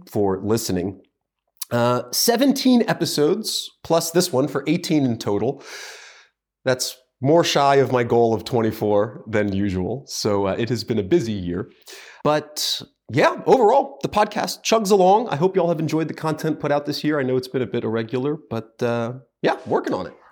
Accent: United States; As an American

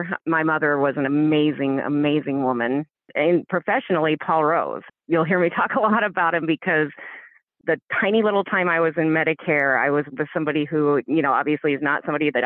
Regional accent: Iowa, United States; My work ethic comes from growing up in Iowa

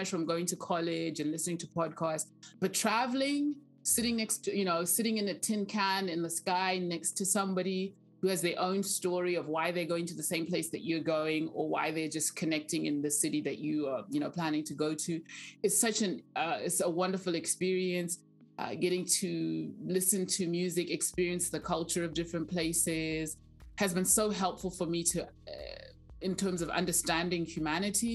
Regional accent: Zimbabwe; English is a second language; moved away as an adult; now in Southwest Oklahoma, United States; I grew up in Zimbabwe.

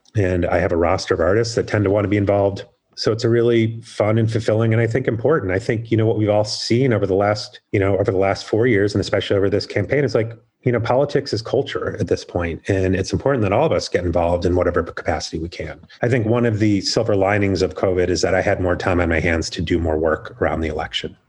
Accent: Chicago, Illinois, United States; moved away as an adult; also born or lived in Claremont, California; I grew up in Chicago area

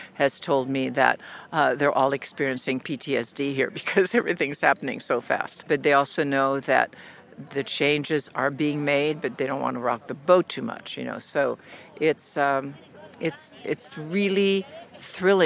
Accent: Carthage, Tunisia; moved away; my childhood, growing up in North Africa and Tunisia and Carthage

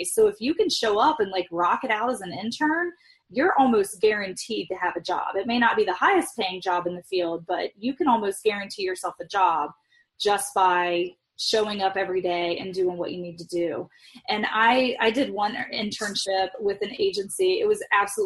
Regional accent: Midwest, United States; I grew up in the Midwest where work ethic is more important than the Bible

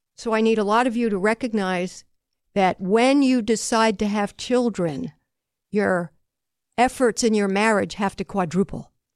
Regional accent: Long Island, New York, United States; I was growing up on Long Island

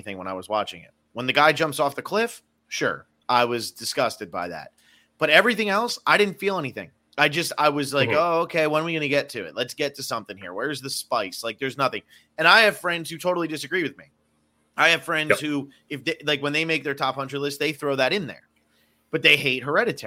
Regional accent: New Jersey, United States; moved away; also born or lived in Miami / Los Angeles; I'm from New Jersey. I've lived in Miami. I've lived

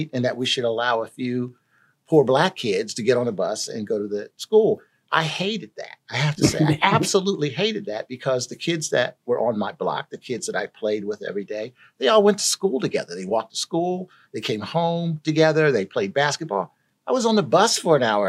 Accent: Philadelphia, Pennsylvania, United States; I was born and raised in North Philadelphia, not very far from where we're sitting right now.

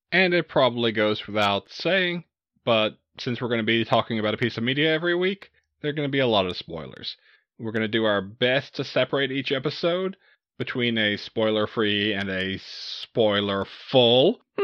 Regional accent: Southeast Texas, United States; I grew up in Southeast Texas

